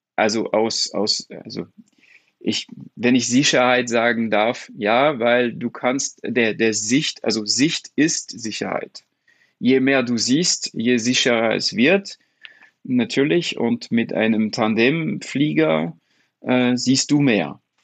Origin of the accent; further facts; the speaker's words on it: France; German is a second language; als Franzose